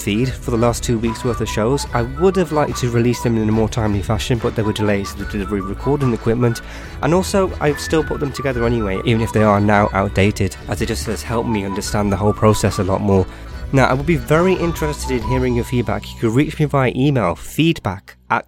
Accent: United Kingdom; I'm from the United Kingdom

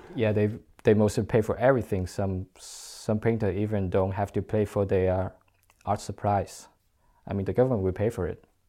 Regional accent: China; moved away as an adult; I'm from China

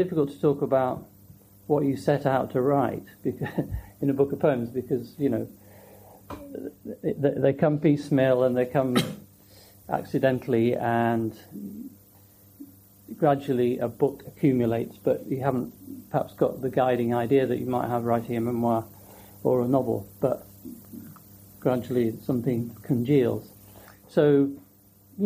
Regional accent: Yorkshire Dales, Yorkshire and the Humber, United Kingdom; now in London, United Kingdom; I grew up in the Yorkshire Dales

